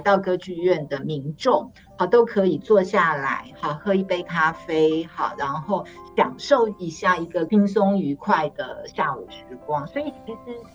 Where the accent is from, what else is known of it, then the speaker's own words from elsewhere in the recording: Taipei, Taiwan; moved away as an adult; now in Taichung, Taiwan; 虽然我跟总监我们都是台北人